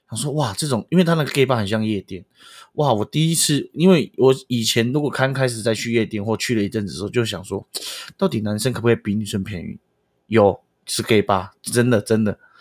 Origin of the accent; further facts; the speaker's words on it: Pingtung County, Taiwan; moved away as an adult; also born or lived in Taipei; 因为村长是屏东的土生土长的人，从来没有去过台北，尤其是北部，任何北部